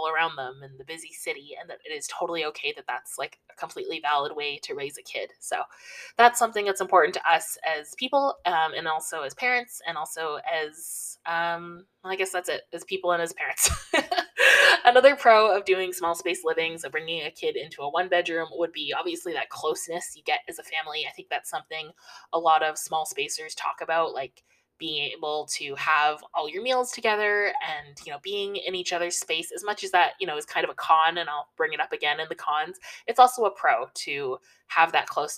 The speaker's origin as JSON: {"language": "English", "town": "Toronto", "region": "Ontario", "country": "Canada", "tie": "born or raised there", "said": "I grew up in Toronto, mostly lived like right downtown Toronto my whole life"}